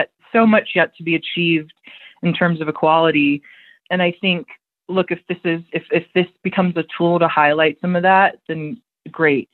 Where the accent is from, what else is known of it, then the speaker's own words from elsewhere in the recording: United States; I'm an American